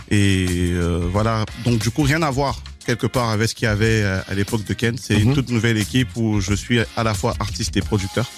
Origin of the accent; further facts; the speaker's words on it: Kenya; also born or lived in Cameroon; now in France; je suis camerounais, mhm. j'ai grandi, en, grandi au Kenya. J'ai j'ai évolué en France pendant aujourd'hui plusieurs années.